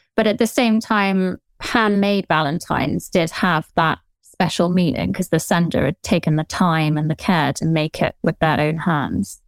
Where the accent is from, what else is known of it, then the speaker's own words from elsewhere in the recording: southern England, United Kingdom; accent: Generic Southern; Generic Southern accent.